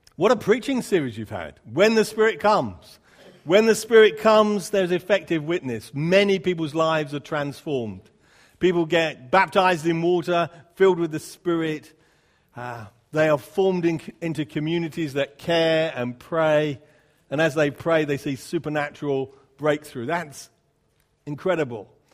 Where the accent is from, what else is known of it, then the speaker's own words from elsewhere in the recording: United Kingdom; I'm a Brit